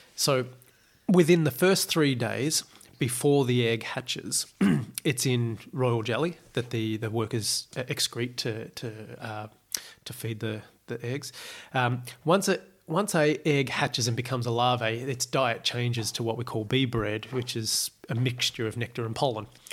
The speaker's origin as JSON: {"language": "English", "country": "Australia", "tie": "born or raised there", "said": "growing up in Australia"}